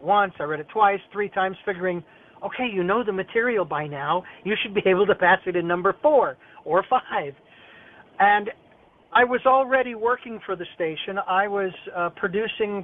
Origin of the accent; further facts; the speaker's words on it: Phoenix, Arizona, United States; moved away as an adult; now in Santa Barbara, United States; Phoenix College, my hometown where I was born and raised